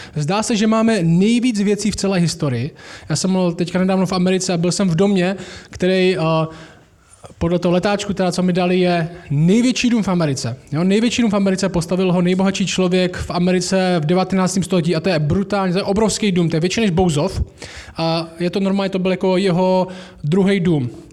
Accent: Šumperk, Olomouc Region, Czechia; já jsem vyrostl v Temenici

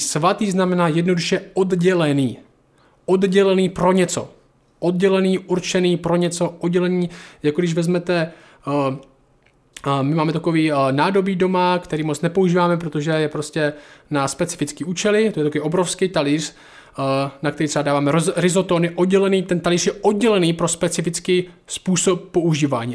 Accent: Šumperk, Olomouc Region, Czechia; ze Šumperka

